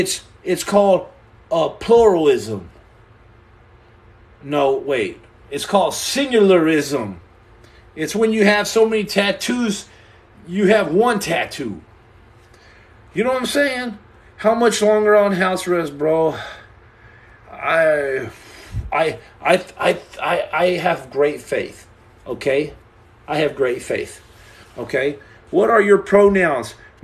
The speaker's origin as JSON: {"language": "English", "country": "Canada", "said": "I'm Canadian."}